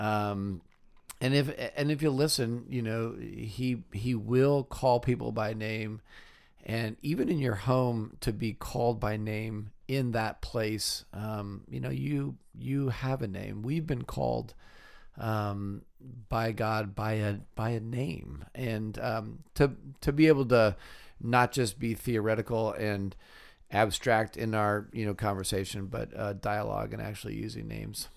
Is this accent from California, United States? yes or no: yes; California, United States; moved away as an adult; also born or lived in Wheaton, Illinois; I grew up in California